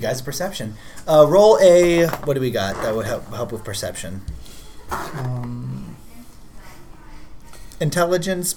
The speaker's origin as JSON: {"language": "English", "town": "New York City", "region": "New York", "country": "United States", "said": "I am a New Yorker"}